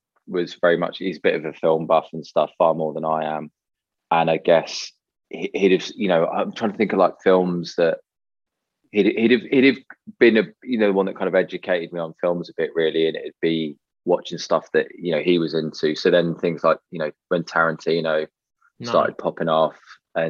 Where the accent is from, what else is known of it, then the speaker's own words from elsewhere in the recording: United Kingdom; I grew up just outside of London